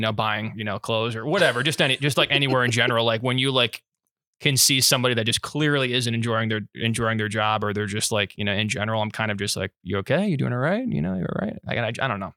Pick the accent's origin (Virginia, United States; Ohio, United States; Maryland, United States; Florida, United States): Florida, United States; I'm from Florida